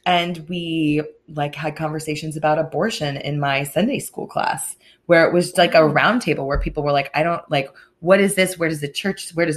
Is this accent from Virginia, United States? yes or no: yes; Virginia, United States; it was Virginia. Everyone went to some kind of church.